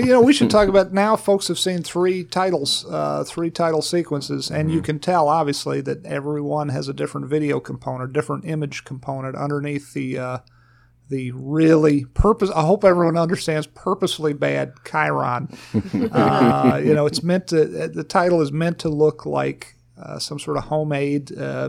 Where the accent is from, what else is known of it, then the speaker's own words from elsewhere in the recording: Farmville, Virginia, United States; my friend Angus Wall, I grew up in Farmville, Virginia